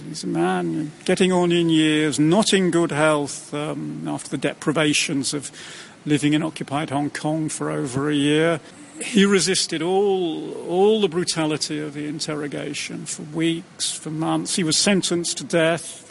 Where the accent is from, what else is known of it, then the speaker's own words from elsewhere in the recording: Windsor, South East England, United Kingdom; I grew up in Windsor